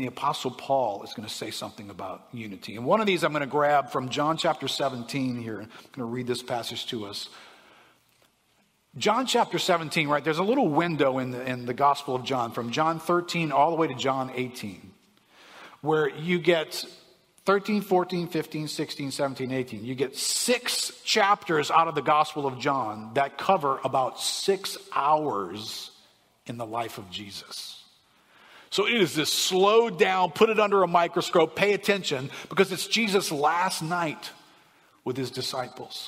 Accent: New Orleans, Louisiana, United States; I grew up in New Orleans here

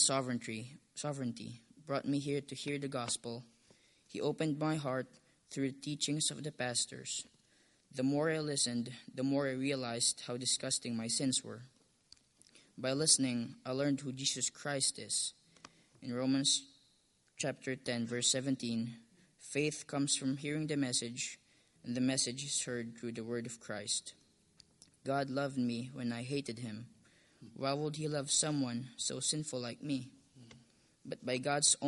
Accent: Philippines; English is a second language; moved away; born in Philippines in a Catholic home

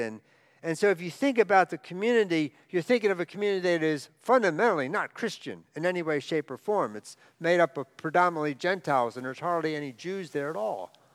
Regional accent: outside of Baltimore, Maryland, United States; I grew up outside of Baltimore, out in the rural area

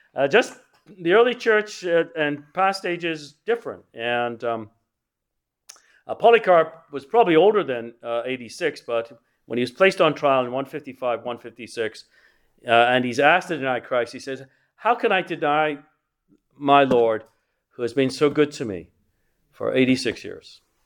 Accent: England, United Kingdom; I grew up in England

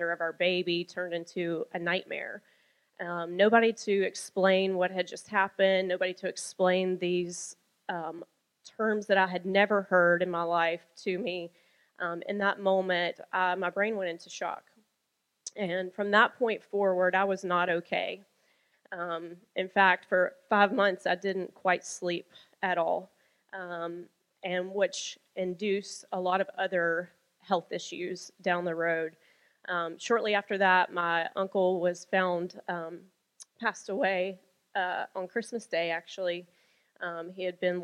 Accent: Birmingham, Alabama, United States; moved away as an adult; I was born on a warm June day in Birmingham, Alabama, to my parents who are still married and still living. Praise God for that. And I was a strawberry blonde, the middle of 3 children. And I was born and raised in Alabama.

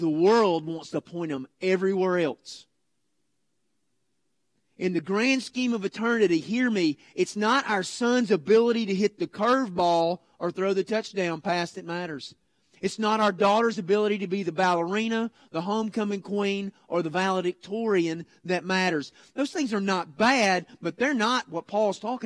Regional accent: United States; we as American dads

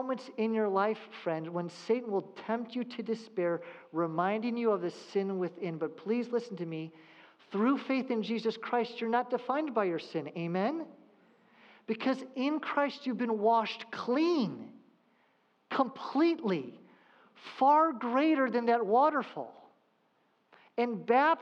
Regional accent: Southern California, United States; I grew up in Southern California

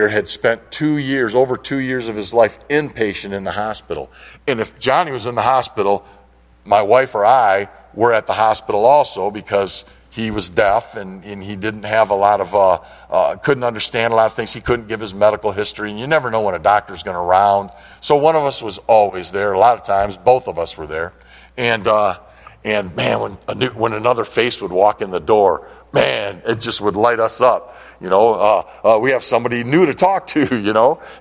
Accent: Detroit, Michigan, United States; now in Linden, United States; we grew up in the Detroit area

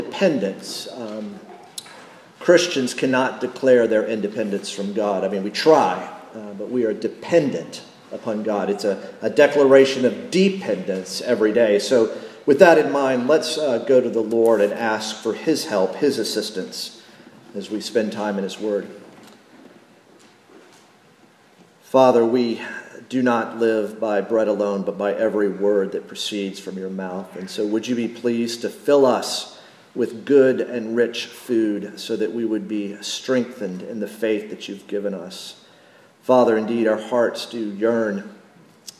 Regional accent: Cincinnati, Ohio, United States; I'm from Cincinnati

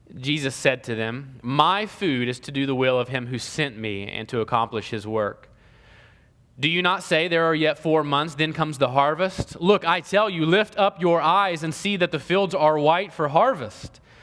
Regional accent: Ohio, United States; now in Columbus, Georgia, United States; I'm from Ohio

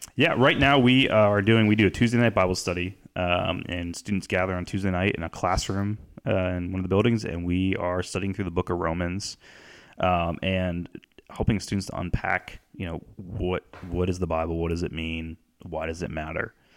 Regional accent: North Canton, Ohio, United States; I grew up in North Canton, Ohio, uh, which is just south of Cleveland by an hour

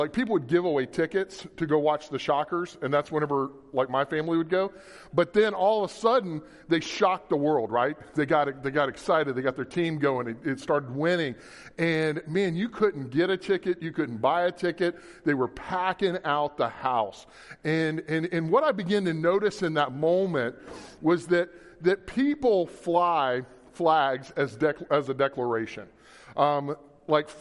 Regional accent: Louisiana, United States; now in Kansas, United States; I'm from Louisiana originally

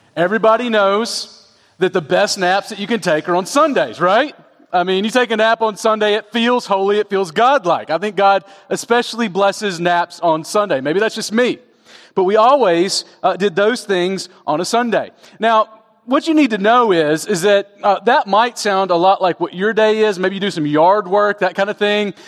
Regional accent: Southeast, United States; When I was growing up in the Southeast

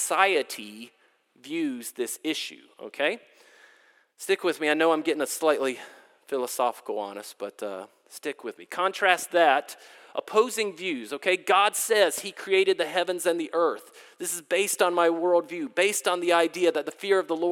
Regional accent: Durham, North Carolina, United States; moved away; I grew up in Durham, North Carolina

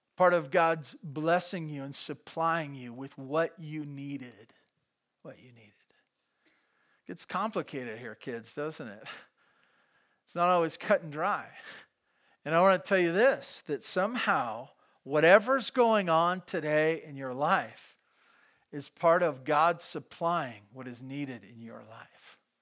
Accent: Santa Barbara, California, United States; also born or lived in Bakersfield; I grew up in Santa Barbara

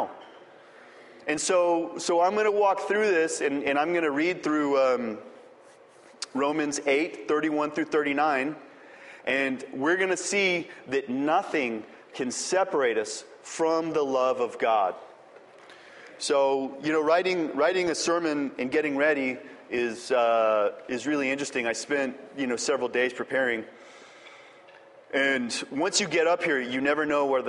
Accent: El Paso, Texas, United States; moved away; I'm from El Paso, Texas, and there's no trees there.

